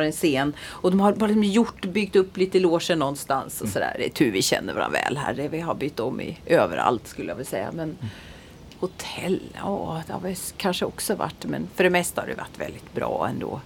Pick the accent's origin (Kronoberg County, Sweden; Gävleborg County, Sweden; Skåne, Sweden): Kronoberg County, Sweden; Växjö; Växjö där jag är ifrån